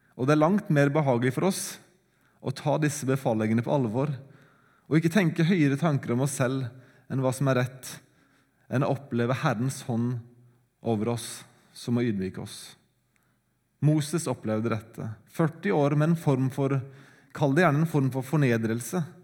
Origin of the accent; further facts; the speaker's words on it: Sandefjord, Vestfold, Norway; Sandefjord engang, der jeg kommer fra